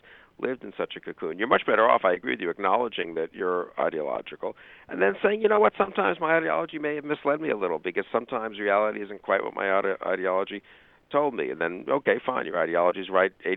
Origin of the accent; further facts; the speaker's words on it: United States; just as an American